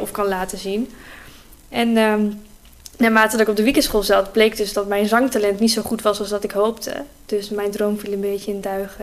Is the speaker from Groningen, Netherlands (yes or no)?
yes; Groningen, Netherlands; En ik kom gewoon rechtstreeks uit Oosterpark. Dus mijn hele leven al uit Groningen